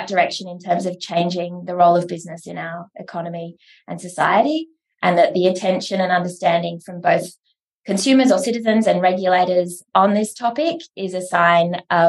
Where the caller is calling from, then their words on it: Melbourne, Victoria, Australia; I'm joining you from Wurundjeri Woiwurrung country in Naam, Melbourne.